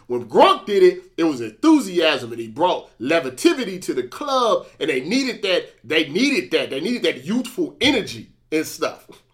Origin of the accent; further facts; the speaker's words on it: St. Louis, Missouri, United States; I'm from Saint Louis